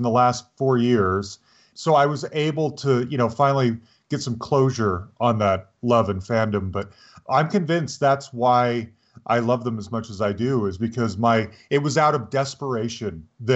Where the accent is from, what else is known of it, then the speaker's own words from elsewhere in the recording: Salt Lake City, Utah, United States; I grew up in Salt Lake City